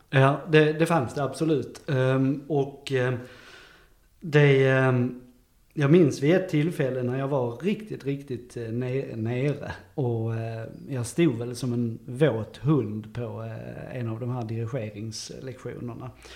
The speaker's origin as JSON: {"language": "Swedish", "town": "Löddeköpinge", "region": "Skåne", "country": "Sweden", "tie": "born or raised there", "also_born_or_lived": "Saint Petersburg", "said": "jag är född i Löddeköpinge"}